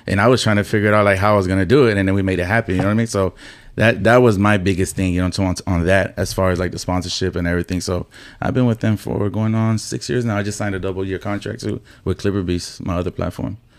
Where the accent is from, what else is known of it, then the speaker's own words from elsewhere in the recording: Houston, Texas, United States; I grew up in Magnolia. Then, when I was in my teenage years, I moved to the southeast side off of forty-five and Monroe